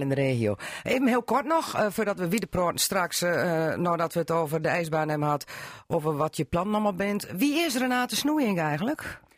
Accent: between Meppel, Southwest Drenthe, Netherlands; ik kom van het Zuidwest-Zaand, tussen Meppel en weg

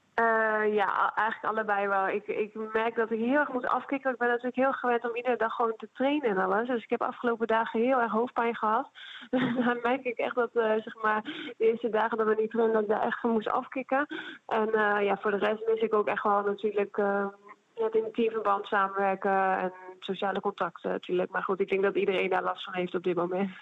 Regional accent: Netherlands; moved away as an adult; also born or lived in Italy; naar mijn thuisland wil keren

